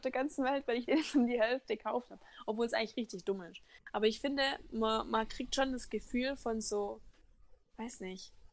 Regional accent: Baden-Württemberg, Germany; als Schwabe

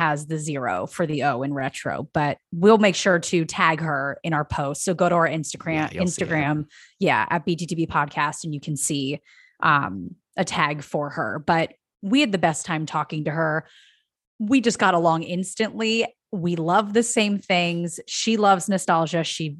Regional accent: Philadelphia, Pennsylvania, United States; now in Los Angeles, United States; I'm from the Philadelphia area.

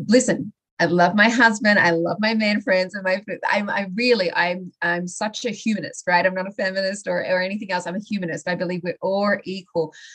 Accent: Australia; moved away as an adult; I originally I'm from Australia

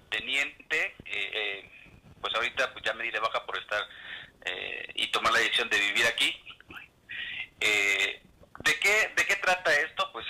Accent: El Salvador; now in Mexico

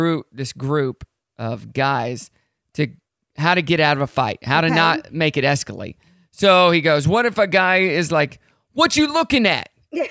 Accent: United States; I'm an American.

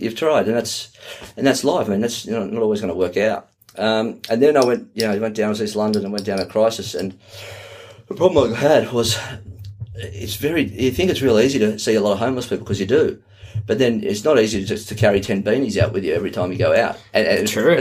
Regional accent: Australia; from Australia

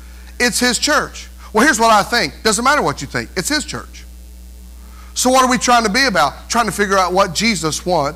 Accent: North Carolina, United States; now in Indiana, United States; I'm not a north, south, east, west Indiana person, because I'm from North Carolina

